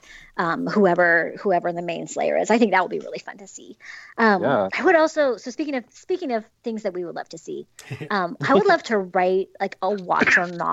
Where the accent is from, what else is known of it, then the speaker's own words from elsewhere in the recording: Utah, United States; now in Southern California, United States; I grew up in Utah, let's be real. I now live in Southern California in the suburbs.